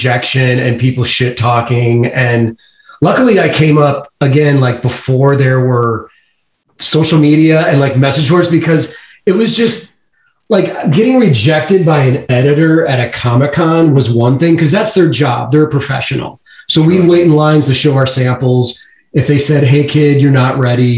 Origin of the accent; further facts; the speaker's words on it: St. Louis, Missouri, United States; also born or lived in Kansas City; I grew up in St. Louis, and then I moved up to Kansas City when I was 18